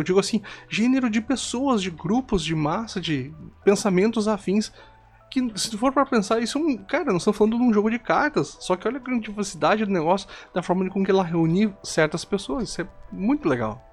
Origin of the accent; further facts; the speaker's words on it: Santiago, Rio Grande do Sul, Brazil; now in Santo Ângelo, Brazil; eu sou natural de Santiago, no Rio Grande do Sul